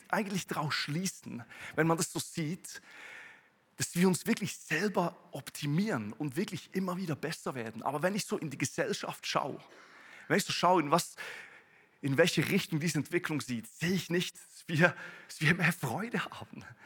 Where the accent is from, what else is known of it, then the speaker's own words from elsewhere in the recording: Switzerland; ich komme aus der Schweiz, komme aus einem Bauerndorf, da gibt es mehr Kühe als, als Menschen.